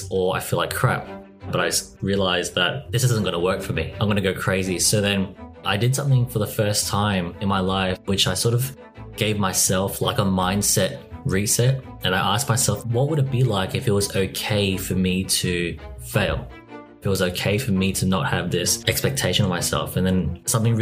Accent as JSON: {"language": "English", "country": "Australia", "tie": "born or raised there"}